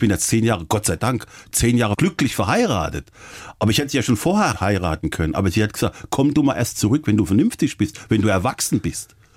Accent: Offenbach am Main, Hesse, Germany; moved away; das war nicht weit von Offenbach, von meiner Heimat.

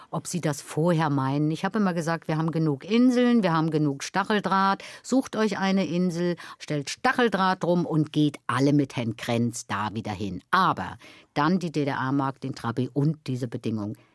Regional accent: East Germany, Germany; ich komme aus der DDR. Ich bin sozialisiert in der DDR.

